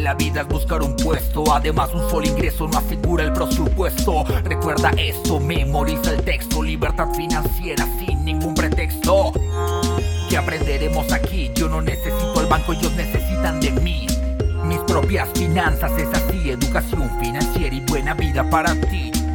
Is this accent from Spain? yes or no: no; Colombia